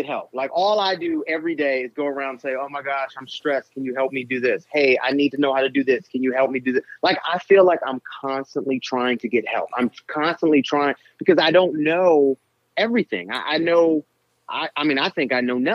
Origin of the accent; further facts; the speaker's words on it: Philadelphia, Pennsylvania, United States; I'm from West Philly